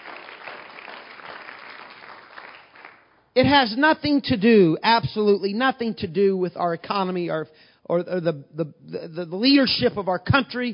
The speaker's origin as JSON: {"language": "English", "region": "Southern Illinois", "country": "United States", "tie": "born or raised there", "moved": "as an adult", "lives_now": "Bloomington, United States", "said": "I moved from Podunk, Illinois, Southern Illinois, a town of 1,800 people"}